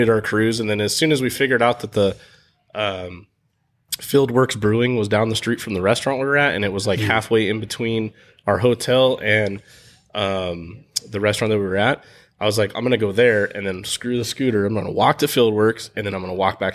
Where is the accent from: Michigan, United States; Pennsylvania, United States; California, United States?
California, United States; San Diego; growing up in San Diego, like, down by the beach